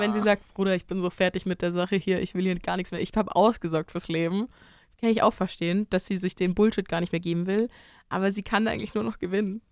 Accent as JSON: {"language": "German", "area": "near Freising", "region": "Bavaria", "country": "Germany", "tie": "born or raised there", "said": "nah in meiner Heimat liegt"}